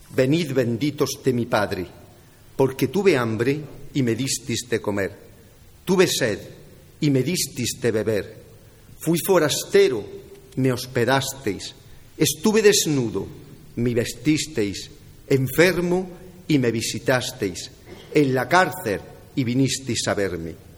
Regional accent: Jaén, Andalusia, Spain; soy de cuna de San Ildefonso, hijo de esta hermosa pastira

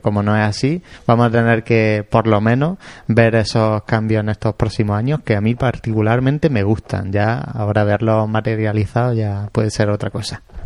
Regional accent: Jaén, Andalusia, Spain; en Jaén somos de Jaén

